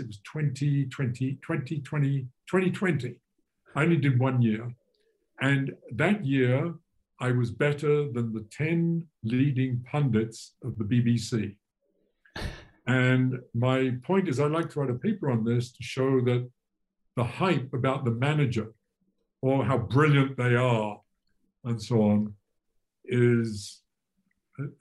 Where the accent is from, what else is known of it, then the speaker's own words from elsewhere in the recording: England, United Kingdom; moved away; I'm English originally